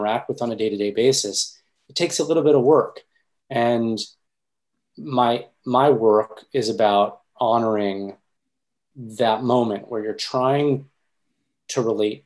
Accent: Pennsylvania, United States; moved away; I'm from Pennsylvania, so I would jump down to Pennsylvania to see my grandmother and extended family

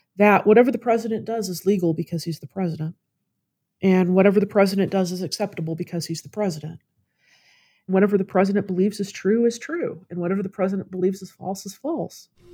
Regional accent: Louisville, Kentucky, United States; moved away as an adult; also born or lived in South Carolina / Florida; now in Austin, United States; Louisville, Kentucky.

